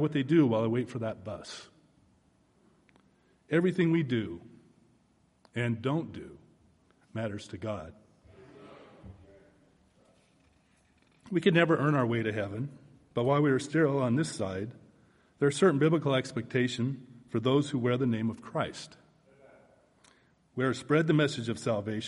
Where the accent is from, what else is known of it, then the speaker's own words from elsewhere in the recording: Oregon, United States; moved away as an adult; now in Texas, United States; I was born and raised in the Northwest in Oregon